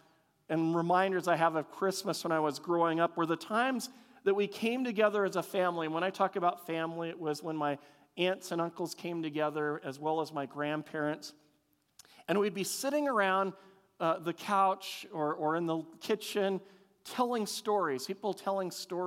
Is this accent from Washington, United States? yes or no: yes; Longview, Washington, United States; I grew up in Longview, Washington